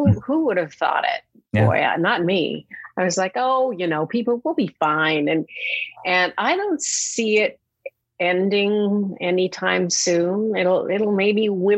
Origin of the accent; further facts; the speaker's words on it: Edmonton, Alberta, Canada; also born or lived in Manhattan, New York; now in New York, United States; Edmonton, Alberta, my hometown.